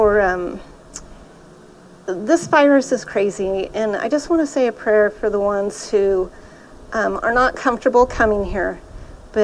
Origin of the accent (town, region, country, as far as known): Modesto, California, United States; born or raised there; also born or lived in Oakdale, California / Ceres, California